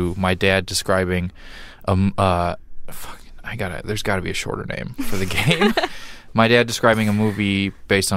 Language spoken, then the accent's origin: English; Missouri, United States; I'm from Missouri